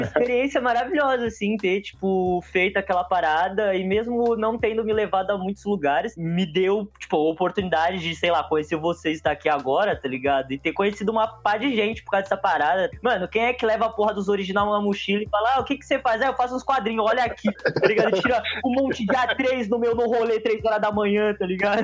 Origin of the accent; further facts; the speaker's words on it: São Vicente, São Paulo, Brazil; eu venho dos submundos de São Vicente, bem do submundo mesmo